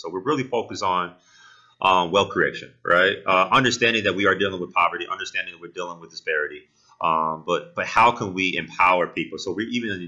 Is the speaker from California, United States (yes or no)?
no; Kalamazoo, Michigan, United States; I'm from Kalamazoo. Mm-hmm. I went to Western. My dad's a preacher here